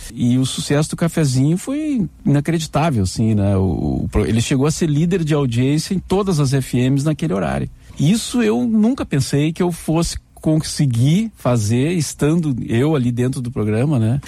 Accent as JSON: {"language": "Portuguese", "town": "Cachoeira do Sul", "region": "Rio Grande do Sul", "country": "Brazil", "tie": "born or raised there", "moved": "as an adult", "lives_now": "Porto Alegre, Brazil", "said": "ouvia a Rádio Guaíba lá em Cachoeira do Sul, né? Minha cidade natal"}